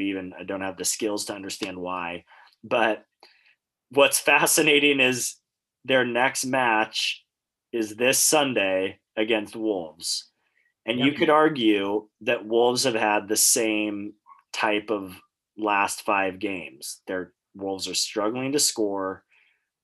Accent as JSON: {"language": "English", "country": "United States", "said": "as an American"}